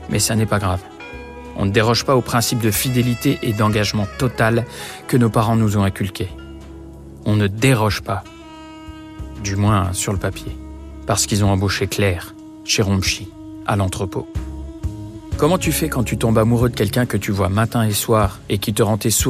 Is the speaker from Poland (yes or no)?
yes; Poland; Moi, je suis polonais, marié avec une calabraise.